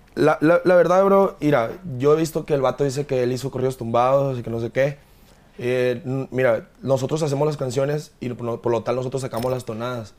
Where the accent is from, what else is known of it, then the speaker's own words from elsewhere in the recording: Hermosillo, Sonora, Mexico; moved away as an adult; Yo soy de Hermosillo, Sonora, soy nacido en Hermosillo, Sonora.